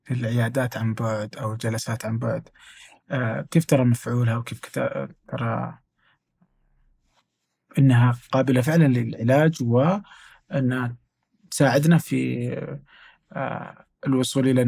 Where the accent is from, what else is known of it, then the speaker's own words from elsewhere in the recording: Saudi Arabia; ونقدر اليوم نشوف برضو في تطبيقات عندنا في السعوديه عندنا زي لبيه وغيره